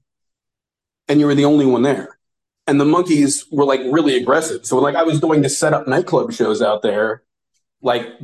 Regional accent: United States; I never met another American

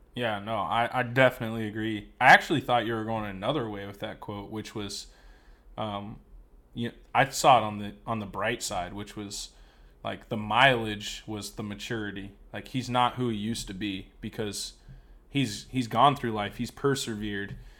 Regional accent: United States

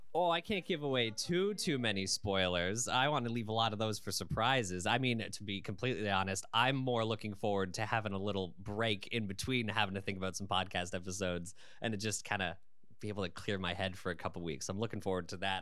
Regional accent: London, Ontario, Canada; I was born and raised in London

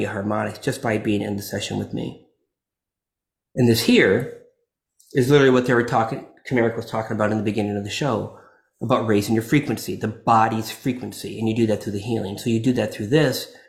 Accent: Florida, United States; I'm from Florida

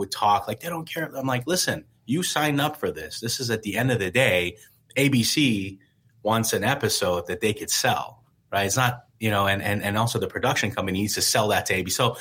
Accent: Iran; now in United States; growing up in Iran

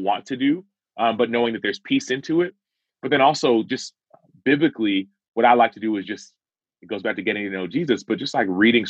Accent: Dallas, Texas, United States; I was born in Dallas, Texas, I was raised in a Nigerian household.

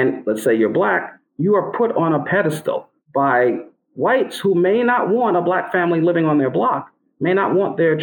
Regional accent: New York City, New York, United States; I grew up in Brooklyn, New York, playing a variety of sports

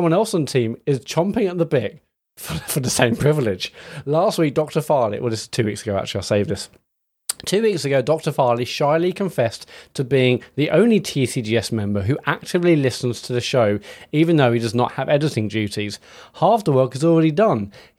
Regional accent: Scotland, United Kingdom; First of all, as a Scottish person, I can't sanction Matt's horrific attempt at a Scottish accent.

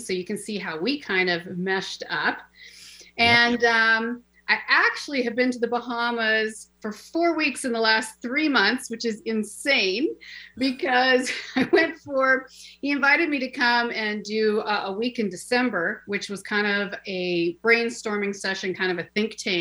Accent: Seattle, Washington, United States; moved away; I actually came from my beloved, beautiful city of Seattle, born and raised.

